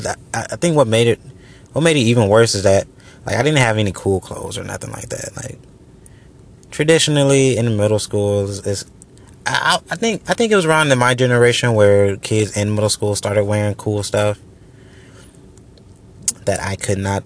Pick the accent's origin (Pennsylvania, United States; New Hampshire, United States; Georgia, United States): Georgia, United States; also born or lived in Orlando, Florida; I've been here in Georgia